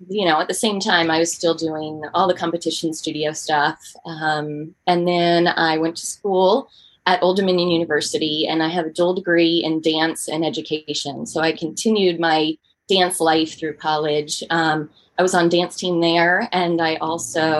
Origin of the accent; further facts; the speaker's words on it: Northern Virginia, United States; moved away as an adult; now in Lynchburg, United States; I'm originally from Northern Virginia